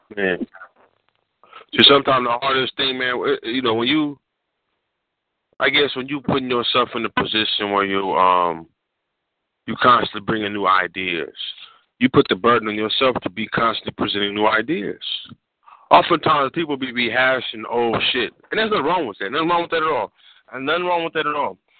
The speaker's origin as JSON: {"language": "English", "region": "West Coast", "country": "United States", "said": "I'm from the West Coast. We don't speak indirectly"}